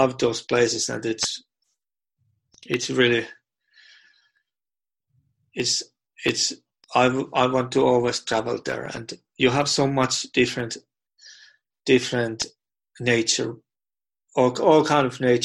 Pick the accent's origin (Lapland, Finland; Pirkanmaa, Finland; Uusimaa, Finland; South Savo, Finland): Lapland, Finland; English is a second language; my home country, that it's a great, beautiful country, and I tell more about about Lapland, which is in North Finland